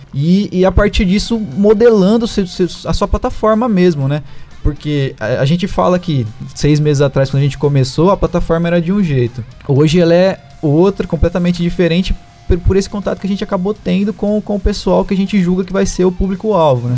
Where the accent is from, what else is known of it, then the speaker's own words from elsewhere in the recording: Ribeirão Preto, São Paulo, Brazil; sou daqui de Ribeirão, nasci, cresci aqui, sempre morei aqui